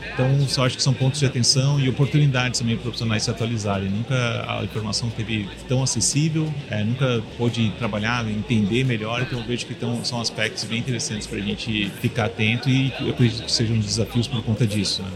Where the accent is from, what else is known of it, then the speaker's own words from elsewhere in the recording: Florianópolis, Santa Catarina, Brazil; Eu sou aqui de Floripa também